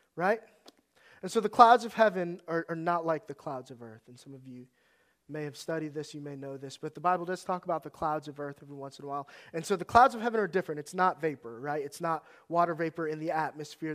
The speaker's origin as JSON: {"language": "English", "region": "Northern Virginia", "country": "United States", "tie": "born or raised there", "moved": "yes", "said": "I grew up in Northern Virginia."}